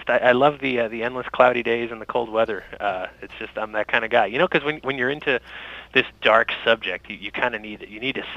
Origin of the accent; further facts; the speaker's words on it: Massachusetts, United States; born there; I was born in Massachusetts, but I, I lived all over and came back in, in 2002